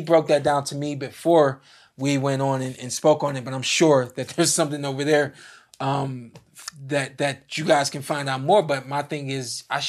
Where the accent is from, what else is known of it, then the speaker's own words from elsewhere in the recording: New York, United States; New York. New York.